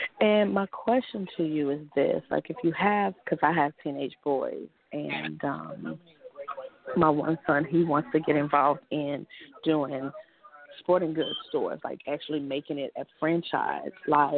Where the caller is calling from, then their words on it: Lakeland, Florida, United States; I'm calling from Lakeland, Florida.